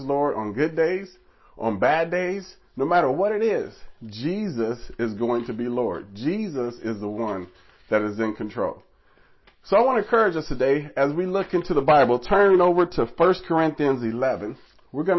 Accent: Nebraska, United States; moved away as an adult; now in New York City, United States; Me, myself, I was born in Nebraska, far from New York City

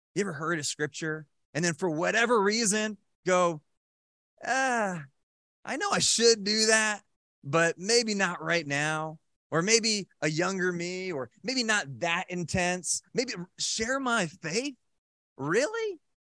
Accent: Randolph, New Jersey, United States; I was, uh, kinda born and raised in Randolph, New Jersey, and so I was in Randolph High School

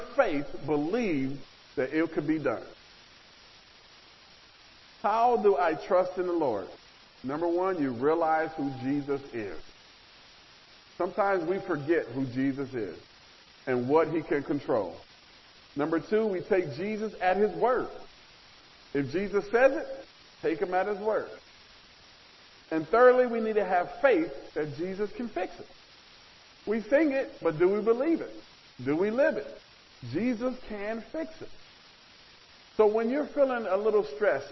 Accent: Nebraska, United States; growing up in the Midwest, in Nebraska

